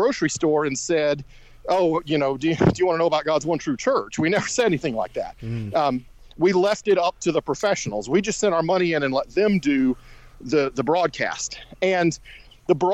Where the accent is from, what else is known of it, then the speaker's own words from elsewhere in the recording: Shreveport, Louisiana, United States; I grew up in Shreveport, Louisiana